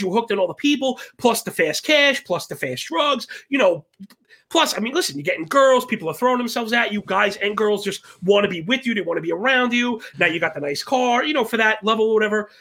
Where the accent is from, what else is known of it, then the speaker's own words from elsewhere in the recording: New York City, New York, United States; born and bred in Brooklyn